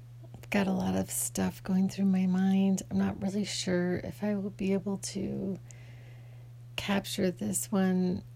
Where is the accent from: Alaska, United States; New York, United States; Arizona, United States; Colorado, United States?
Arizona, United States; Phoenix; I grew up in Phoenix.